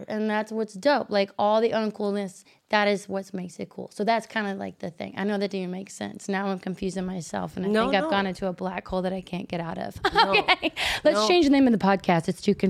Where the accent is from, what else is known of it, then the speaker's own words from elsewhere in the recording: the South, United States; because I'm from the South, and I'm polite anyway